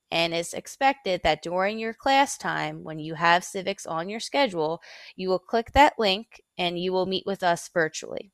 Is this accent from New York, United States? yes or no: no; Philadelphia, Pennsylvania, United States; moved away as an adult; now in King George, United States; I'm originally from Philadelphia, Pennsylvania